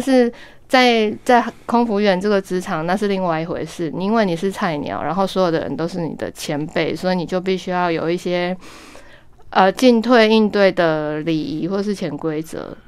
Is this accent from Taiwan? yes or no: yes; Kaohsiung, Taiwan; moved away; also born or lived in Taipei; 我是高雄人